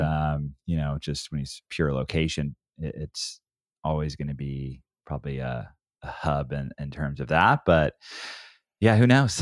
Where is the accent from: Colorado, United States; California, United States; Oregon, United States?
Oregon, United States; I grew up in Oregon